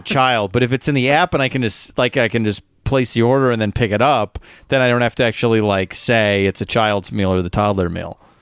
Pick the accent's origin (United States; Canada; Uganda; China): United States; Midwest; We're both from the Midwest